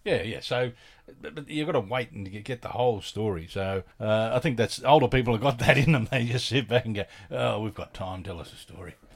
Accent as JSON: {"language": "English", "town": "Adelaide", "region": "South Australia", "country": "Australia", "also_born_or_lived": "Sydney", "moved": "yes", "said": "I'm originally from Adelaide, and when I moved back to Australia, I was in Sydney"}